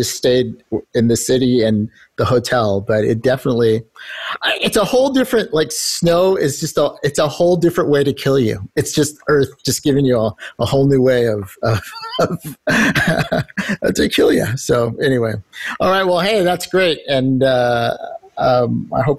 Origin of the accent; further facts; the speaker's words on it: Southern California, United States; I'm from Southern California